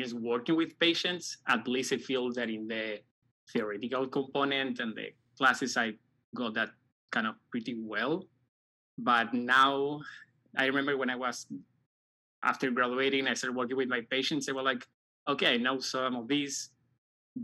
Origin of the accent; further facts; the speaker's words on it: Santiago, Santiago Metropolitan Region, Chile; moved away as an adult; now in United States; I'm from Chile, specifically from Santiago, the capital